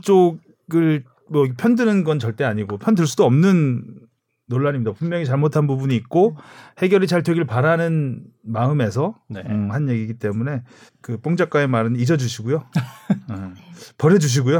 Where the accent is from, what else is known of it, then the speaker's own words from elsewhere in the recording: Seoul, South Korea; 저도 서울에서 태어났지만 태능 선수촌 그랬거든요